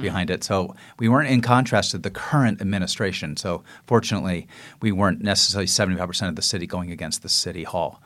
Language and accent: English; San Francisco, California, United States; I grew up on the west side